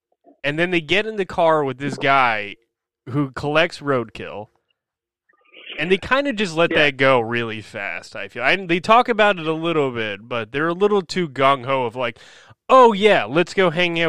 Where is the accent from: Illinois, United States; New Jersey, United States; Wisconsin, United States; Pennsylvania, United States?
New Jersey, United States; I grew up in New Jersey.